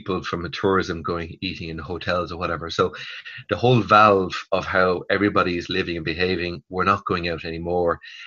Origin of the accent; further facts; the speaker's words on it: Ireland; as Irish consumers